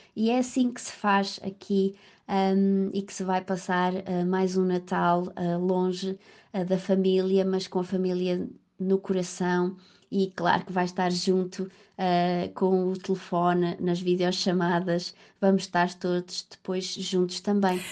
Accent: Faial, Azores, Portugal; moved away as an adult; also born or lived in Coimbra, Portugal / London, United Kingdom; now in Liverpool, United Kingdom; sou natural do Faial, dos Açores.

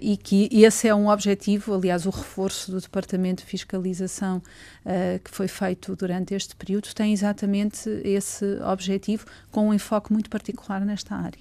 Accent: Torres Vedras, Lisbon, Portugal; also born or lived in Sobral de Monte Agraço; Torres Vedras é a cidade onde nasci

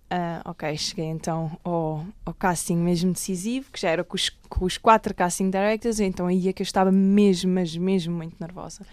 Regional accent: Alentejo, Portugal; also born or lived in Lisbon; eu nasci em Lisboa, em Alcântara, mas aos seis anos fui viver para o Alentejo

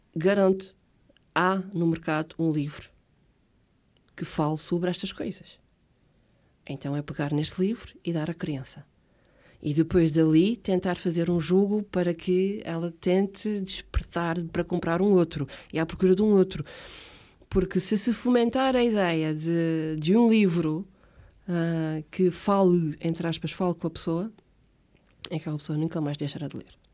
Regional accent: Ponta Delgada, Azores, Portugal; first language Portuguese; also born or lived in Água de Pau; Saí de Água de Pau para aí com 3 anitos. E desde então vivo uh, na mesma casa, em São Vicente Ferreira.

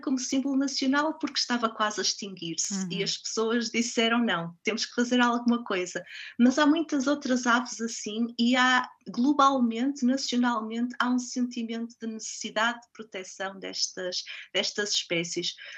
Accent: Portugal; moved away as an adult; also born or lived in Brazil / United States / Sweden; now in Hamilton, New Zealand

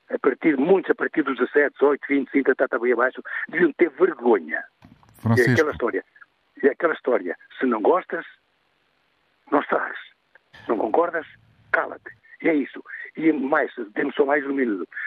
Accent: Portugal; os que ainda estamos aqui, portugueses de Portugal

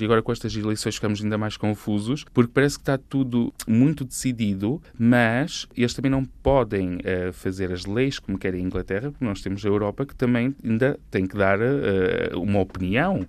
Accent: Constantim, Vila Real District, Portugal; moved away as an adult; also born or lived in Silves, Algarve; gosto sempre de ir a Constantin, onde nasci

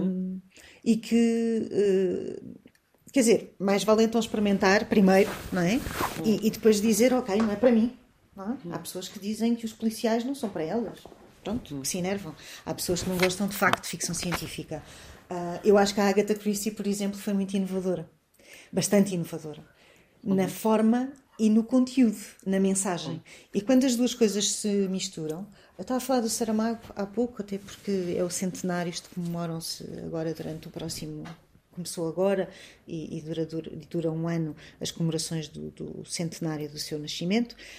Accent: Portugal; sou uma portuguesa que vive no Ocidente, não sou africana, não sou moçambicana.

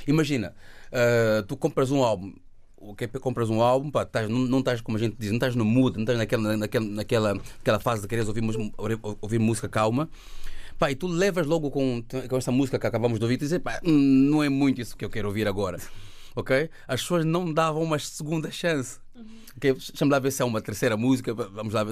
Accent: Luanda, Luanda Province, Angola; moved away; also born or lived in Belgium; eu nasci em Luanda, nasci em Angola

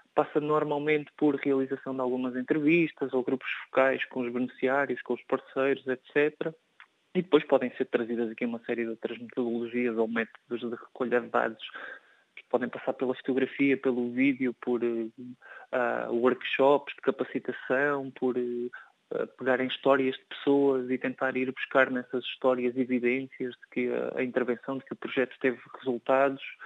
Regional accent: Portugal; enquanto europeu e enquanto português

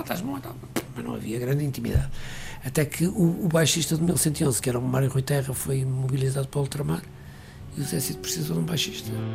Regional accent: Porto, Norte, Portugal; moved away as an adult; also born or lived in London; Eu nasci no Porto, nasci numa família onde a música era era

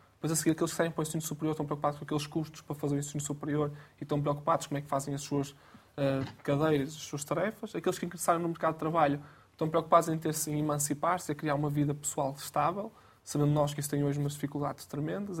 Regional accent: Guimarães, Braga, Portugal; Eu sou de Guimarães, natural de Guimarães

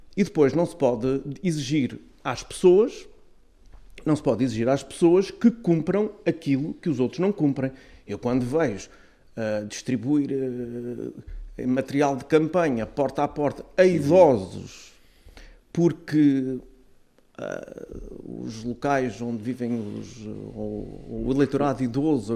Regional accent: Azores, Portugal; nós, como açorianos e autonomistas

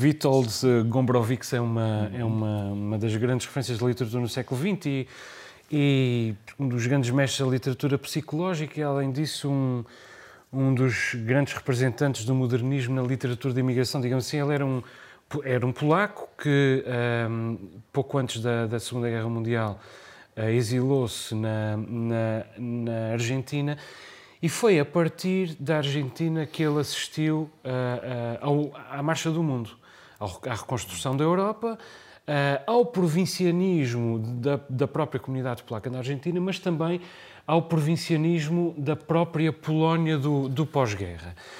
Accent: Terceira, Azores, Portugal; eu sou terceirense, nunca vivi em São Miguel

